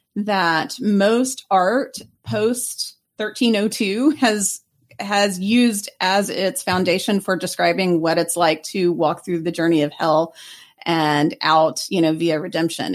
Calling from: Lake Forest, Illinois, United States; I'm calling from Lake Forest, Illinois

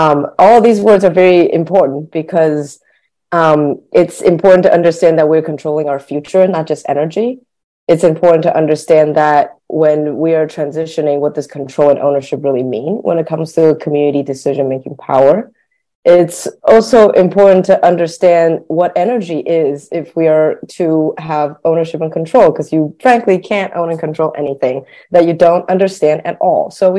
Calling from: Berkeley, California, United States; I am calling in from California, very close to Daniel in Berkeley

